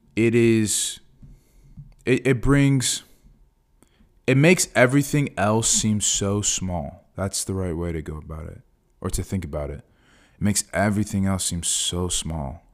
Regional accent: Fort Myers, Florida, United States; this is my hometown. You know, I went to high school here.

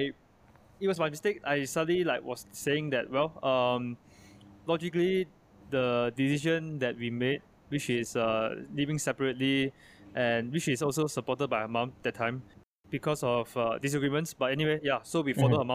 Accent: Malaysia; I am Chinese Malaysian, I'm not American

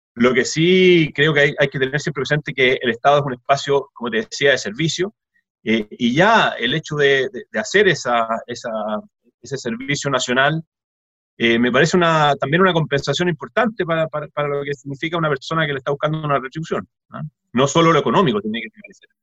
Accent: Chile; ya que somos todos chilenos

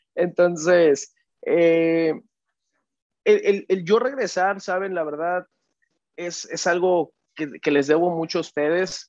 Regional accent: Mexico; yo crecí en México

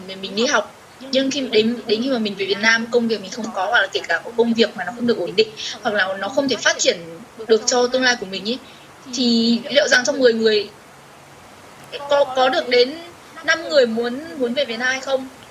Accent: Vietnam; moved away as an adult; now in Seoul, South Korea; đấy là quê mình quê hương mình nơi mình sinh ra

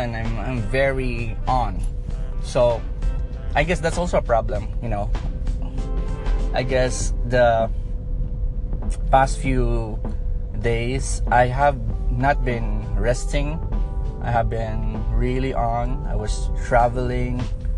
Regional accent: Philippines; I'm from the Philippines, and the Philippines is a very beautiful place where it's very warm.

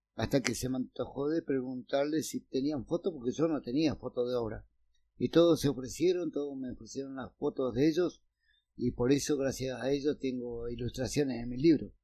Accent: San Carlos de Bariloche, Río Negro, Argentina; yo nací en el barrio La Cumbre

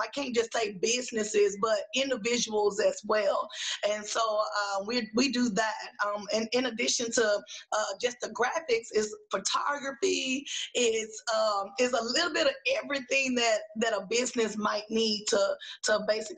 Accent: Dallas, Texas, United States; moved away; also born or lived in Houston, Texas; I grew up in Oak Cliff in Dallas, Texas

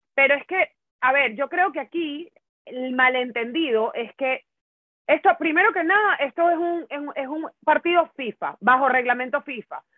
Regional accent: Brazil; yo como brasilera

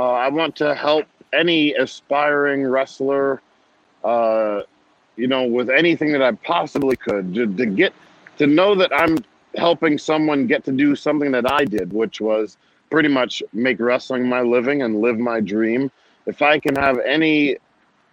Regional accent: New Jersey, United States; I was from New Jersey

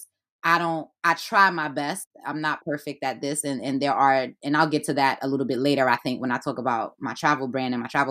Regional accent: New York City, New York, United States; also born or lived in Haiti / Flatbush, Brooklyn; I was born in Haiti and I was raised in Brooklyn

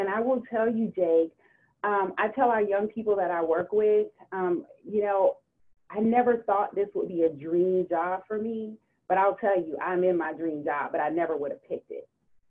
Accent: Georgia, United States; moved away; also born or lived in Florida; I'm from Georgia, too.

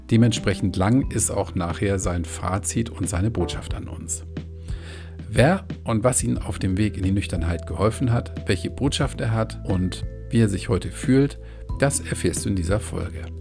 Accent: Hamburg, Germany; Ich hoffe, ihr könnt mich als Hamburger trotzdem gut verstehen.

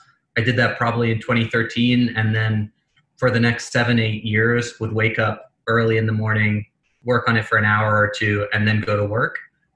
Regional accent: England, United Kingdom; accent: American; moved away as an adult; now in United States; Despite my very American accent, I grew up in England, came to America when I was 18. My mother's American, so I always spoke an American accent at home.

